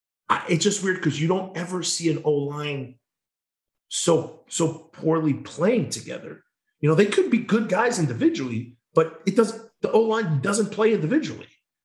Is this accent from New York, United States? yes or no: yes; New York, United States; now in Wisconsin; I came from New York to go to Wisconsin. Like this is my pride and joy. Like I'm not from Wisconsin, but I love it more than anything.